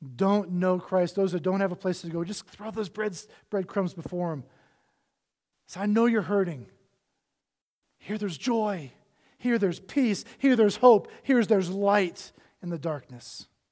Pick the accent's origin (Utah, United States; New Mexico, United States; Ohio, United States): Ohio, United States; Cincinnati; I was born in Cincinnati, Ohio